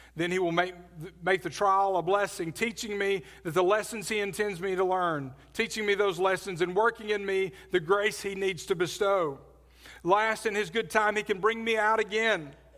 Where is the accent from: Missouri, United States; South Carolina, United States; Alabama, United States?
Alabama, United States; Birmingham; moved away as an adult; also born or lived in New Orleans; I grew up in Birmingham, Alabama.